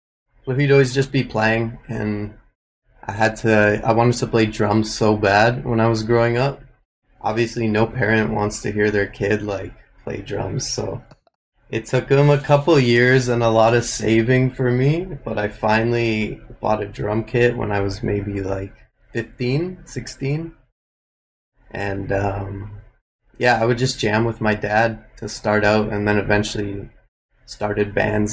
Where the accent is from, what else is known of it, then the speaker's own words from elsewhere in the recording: Edmonton, Alberta, Canada; also born or lived in Nanaimo / Toronto / Vancouver / Los Angeles; I was born in Nanaimo on Vancouver Island. I grew up in Edmonton. And I've just been hopping around Toronto and Vancouver